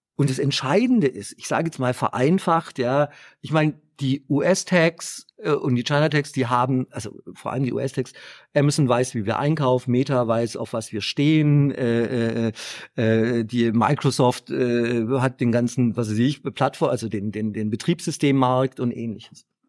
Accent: Stuttgart, Baden-Württemberg, Germany; accent: Swabian; geboren in Stuttgart, was ihr gleich auch im äh, Dialekt hören könnt.

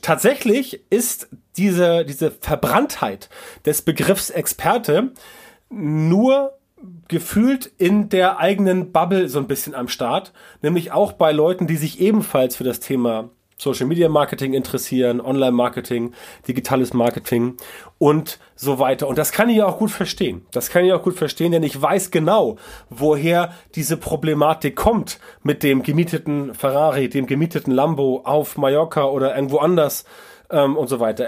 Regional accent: Northern Germany, Germany; bei uns im Norden

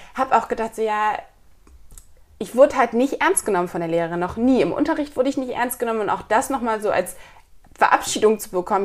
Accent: Kiel, Schleswig-Holstein, Germany; moved away as an adult; also born or lived in Hamburg; ich komme eigentlich aus Kiel

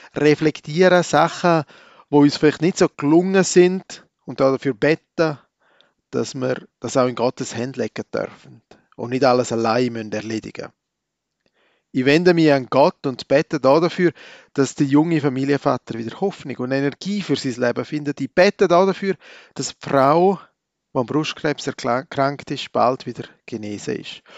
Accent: Switzerland; als waschechter Schweizer

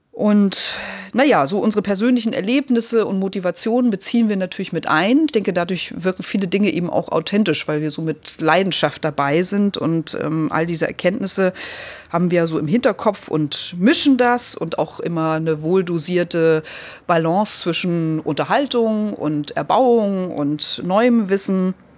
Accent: Lübbenau, Brandenburg, Germany; also born or lived in Eisleben; now in Hamburg, Germany; ich bin ja in der Lutherstadt Eisleben äh, geboren worden, weil meine Großeltern damals lebten, dann eben in, in Lübbenau aufgewachsen, in, in den neuen Bundesländern äh, mit dem Mauerfall dann nach Hamburg gekommen.

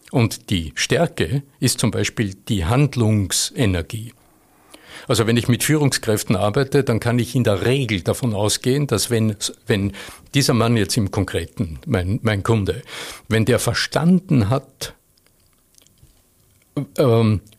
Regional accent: Vöcklabruck, Upper Austria, Austria; accent: Upper Austrian; aus meinem, meinem oberösterreichischen Idiom. Ne? Ich komme aus Vöcklerbruck, wo man halt so redet

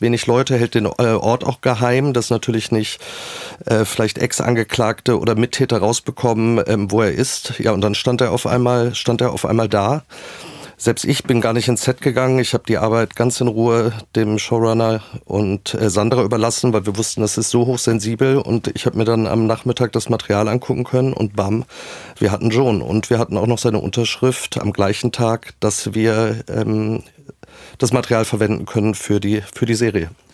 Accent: Poland; German is a second language; moved away; also born or lived in Berlin; Ich bin in Polen geboren

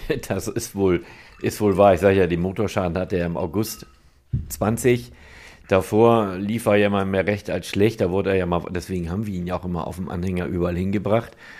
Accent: Nendorf, Germany; ich komme aus Nendorf, bin 53 Jahre alt und habe da einen Karosserie- und Lackierbetrieb

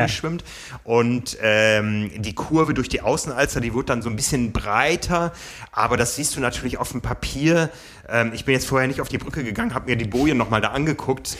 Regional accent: Hamburg, Germany; Wir wissen ja hier als Hamburger

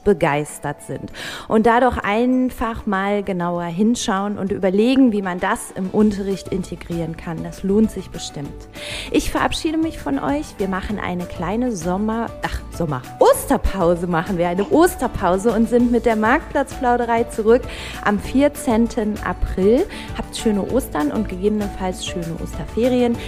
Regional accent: North Rhine-Westphalia, Germany; moved away; in meine Heimat nach NRW

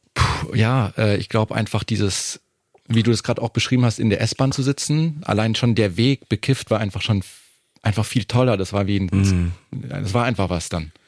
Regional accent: Munich, Bavaria, Germany; now in Berlin, Germany; als Münchner

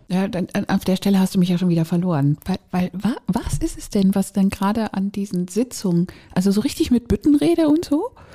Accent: Northern Germany, Germany; Und ich bin in Norddeutschland aufgewachsen

